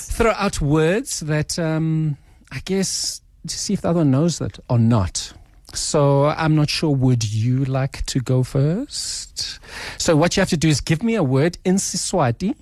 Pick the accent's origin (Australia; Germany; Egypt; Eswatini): Eswatini; first language Swati; now in Johannesburg, South Africa; I grew up in Swaziland